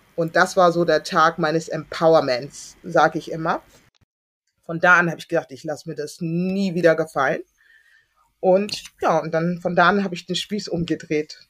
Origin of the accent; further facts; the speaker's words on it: Hamburg, Germany; also born or lived in Berlin; ich bin dann groß geworden in Hamburg-Billstedt